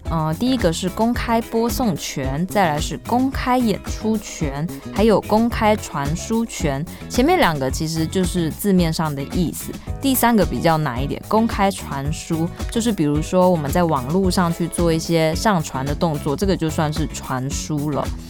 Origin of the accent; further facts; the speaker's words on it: Kaohsiung, Taiwan; 我的家乡